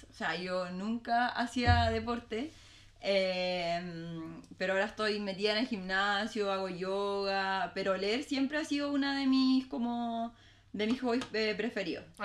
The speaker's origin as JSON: {"language": "Spanish", "town": "Talcahuano", "region": "Biobío", "country": "Chile", "tie": "born or raised there", "also_born_or_lived": "Viña del Mar / Valparaíso", "said": "Estuve dos años, de hecho, dos años y medio en Valpo y me vine a Talcahuano muy bebé."}